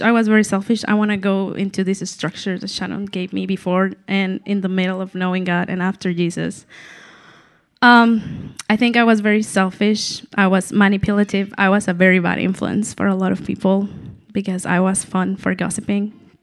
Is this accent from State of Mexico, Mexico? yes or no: no; Mexico City, Mexico; moved away as an adult; I'm from Mexico City. I've been living here just for six years. I moved here for my husband, Paul